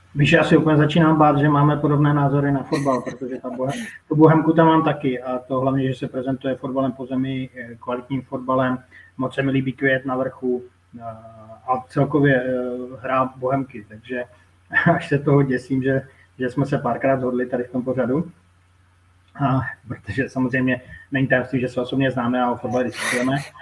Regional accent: Moravia, Czechia; jsem Moravák

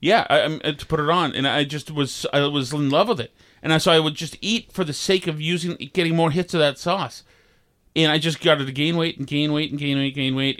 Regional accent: Vermont, United States; we had growing up in Vermont

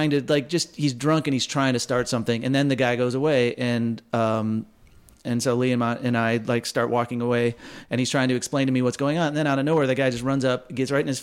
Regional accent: Waukegan, Illinois, United States; I'm from Waukegan, Illinois, and my band right after college, we were all from Waukegan

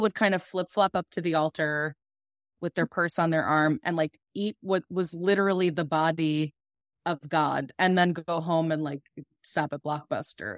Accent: Massapequa, New York, United States; I'm from Long Island

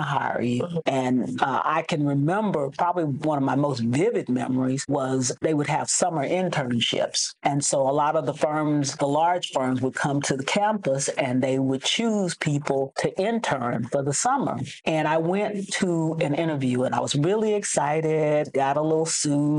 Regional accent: Hempstead, Texas, United States; also born or lived in Dallas, Texas; I'm originally from Hempstead, Texas

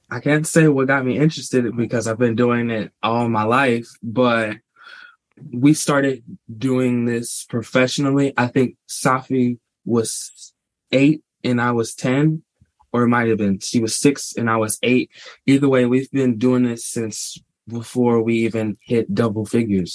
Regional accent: St. Louis, Missouri, United States; we were born and raised in St. Louis, Missouri, same house all of our lives

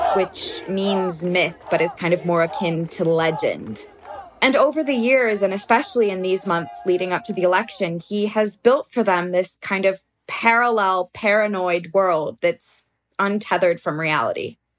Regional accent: United States; now in Brazil; as an American

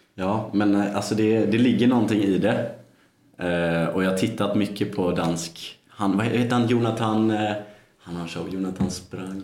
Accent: Gothenburg, Västra Götaland, Sweden; jag är ju från eh, Sveriges bästa stad.

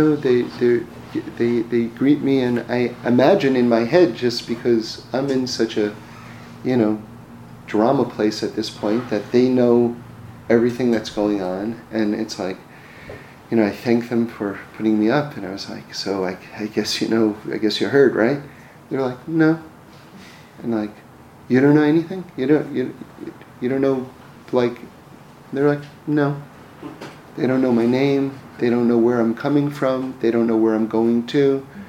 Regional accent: New York, United States; growing up in New York and hearing stories

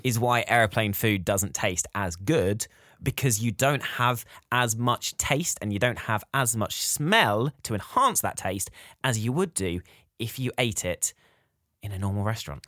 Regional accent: United Kingdom; we're British

